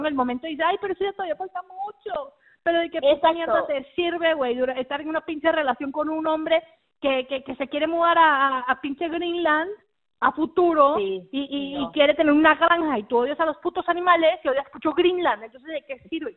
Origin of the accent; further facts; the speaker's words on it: Mexico; accent: a bit Mexican, a bit Argentine; also born or lived in United States; now in Argentina; yo nací en Argentina, pero prácticamente me crié en México. Eh, así que me acento a ser un poco mexicano, un poco argentino a veces